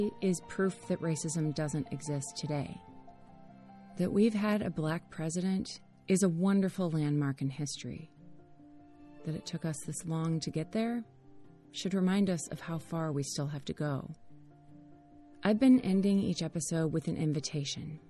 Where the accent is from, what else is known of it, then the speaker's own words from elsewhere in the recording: United States; As an American